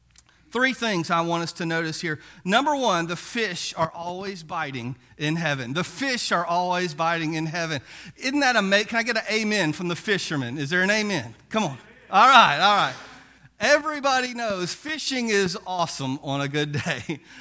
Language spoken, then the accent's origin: English; Biloxi, Mississippi, United States; But one of the things about growing up in Biloxi is that occasionally we could go down, and my older brother would take me down to the beach, and we'd go throw that net for mullet.